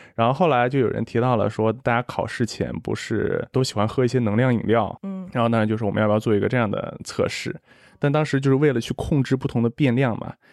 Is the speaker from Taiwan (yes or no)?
no; Xi'an, Shaanxi, China; moved away as an adult; also born or lived in United States; 我是西安人，应该和你差不多，就是当地都是以面食为主的，从小就是吃凉皮儿、肉夹馍、泡馍、扯面、油泼面